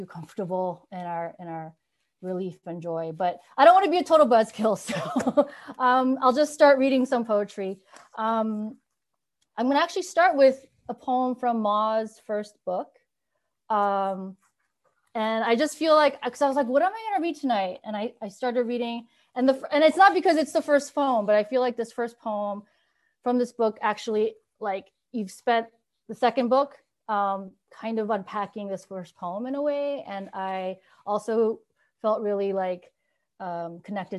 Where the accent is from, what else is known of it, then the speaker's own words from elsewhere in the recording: New York, United States; also born or lived in San Francisco; now in Minneapolis, United States; I grew up in New York, but I say I found myself in San Francisco.